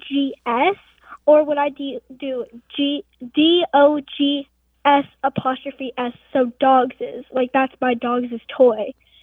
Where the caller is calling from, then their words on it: Omaha, Nebraska, United States; I'm from Omaha, Nebraska.